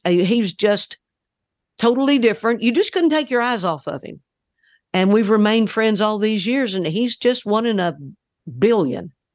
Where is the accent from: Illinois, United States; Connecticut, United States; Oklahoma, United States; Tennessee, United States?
Oklahoma, United States; We grew up in Oklahoma.